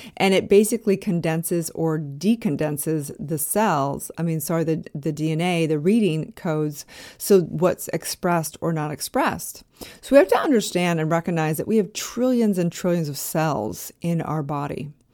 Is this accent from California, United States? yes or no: yes; California, United States; also born or lived in Park City, Utah / Los Angeles; I was actually living in Park City, Utah at this point in time, way before I lived in Los Angeles, even though I'm from California.